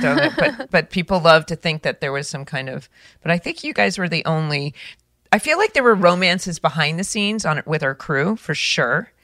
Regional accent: Orange County, California, United States; I grew up in Orange County

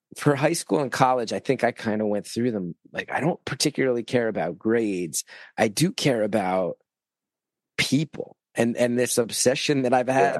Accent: West Orange, New Jersey, United States; I grew up in North Jersey where New York hardcore was a big influence

